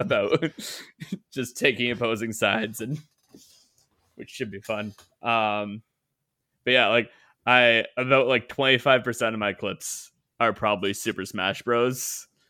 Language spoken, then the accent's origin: English; Canada; I am Canadian